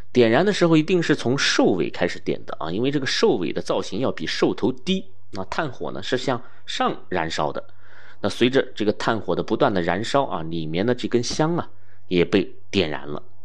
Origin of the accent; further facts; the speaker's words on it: China; 我们中国人